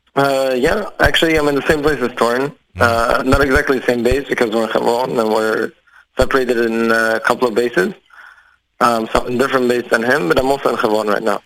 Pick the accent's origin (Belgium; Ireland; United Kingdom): Belgium; Antwerp, Flanders; moved away as an adult; now in Israel; I'm from Antwerp, from Belgium, so it's a more Haredi community mostly